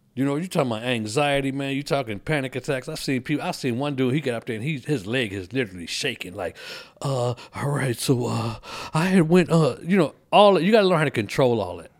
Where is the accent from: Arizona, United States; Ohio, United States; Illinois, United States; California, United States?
Illinois, United States; Kankakee; moved away as an adult; also born or lived in Colorado Springs, Colorado; now in Texas, United States; move from Kankakee, which is my hometown, to come to Texas